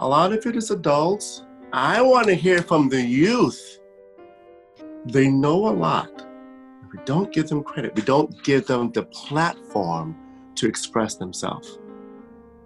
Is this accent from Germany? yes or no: yes; Germany; moved away; I grew up in Germany